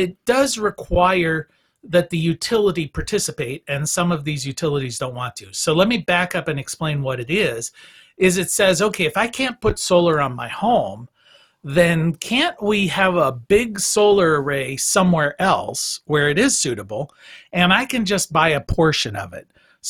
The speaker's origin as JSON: {"language": "English", "region": "Minnesota", "country": "United States", "tie": "born or raised there", "said": "Minnesota, my hometown"}